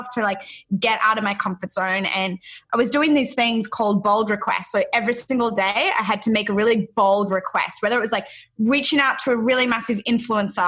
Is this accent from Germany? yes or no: no; Australia; moved away as an adult; now in Encinitas, United States